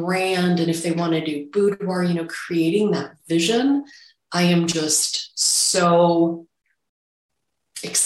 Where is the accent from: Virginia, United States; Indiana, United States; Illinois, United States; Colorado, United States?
Illinois, United States; Chicago suburbs; I grew up in the Chicago suburbs